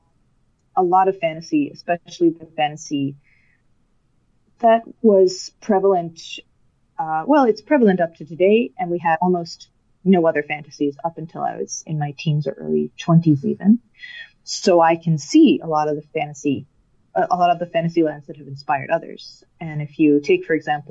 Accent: Colorado, United States; now in Denmark; I grew up in Colorado

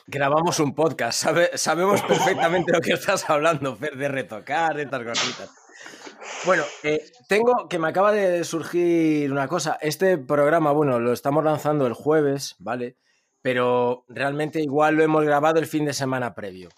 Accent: Ourense, Galicia, Spain; de donde soy, de Orense.

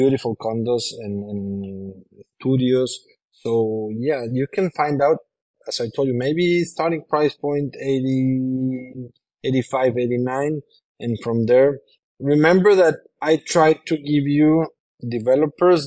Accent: Monterrey, Nuevo León, Mexico; English is a second language; moved away as an adult; now in Tulum, Mexico; I come from Monterrey, Mexico, which I love, but my house was surrounded by concrete and other houses

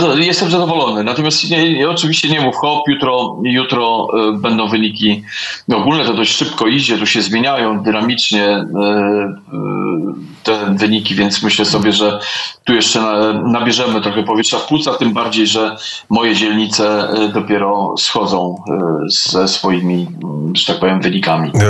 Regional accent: Warsaw, Masovian Voivodeship, Poland; Warszawa jest moim miejscem na ziemi i e, tu się urodziłem, tu się wychowałem i tu pewnie umrę.

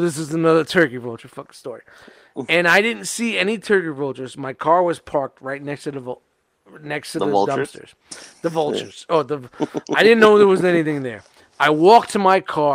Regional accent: New York City, New York, United States; moved away; I'm from Brooklyn, and I'm used to pigeons and squirrels in the projects

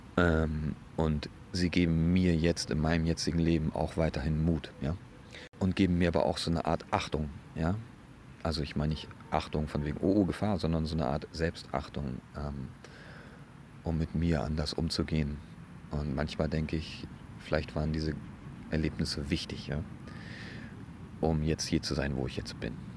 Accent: Bremen, Germany; bei uns in Bremen

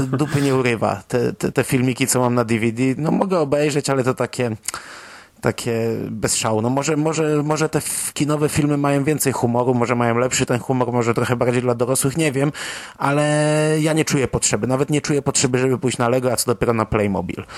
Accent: Poland; dorastając w trochę innej epoce biedy w Polsce

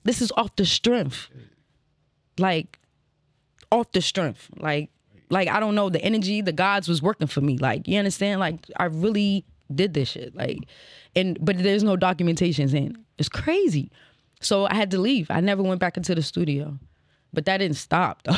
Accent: Alexandria, Virginia, United States; also born or lived in Prince George's County, Maryland; now in Baltimore, United States; I was raised in Virginia, you know what I'm saying? Uh, what, Alexandria

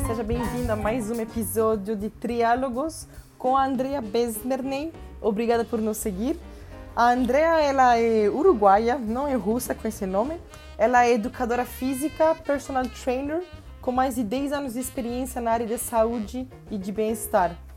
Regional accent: Venezuela; first language Spanish; Portuguese is a second language; moved away; eu nasci na Venezuela, meu pai é colombiano e minha mãe é francesa

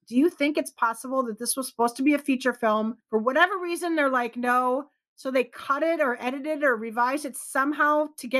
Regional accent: Midwest, United States; We're from the Midwest

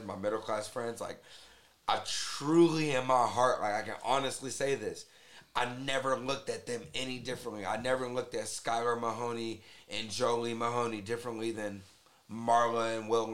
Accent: Las Vegas, Nevada, United States; growing up in Vegas

